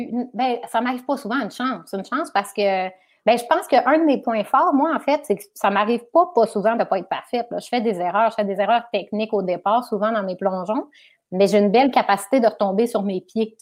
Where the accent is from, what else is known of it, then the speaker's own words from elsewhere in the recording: Chicoutimi, Quebec, Canada; also born or lived in Alma / Arvida; je suis originaire du Saguenay-Lac-Saint-Jean, parce qu'on est resté à, je, suis née, on vivait à Chicoutimi-Nord, ensuite Chicoutimi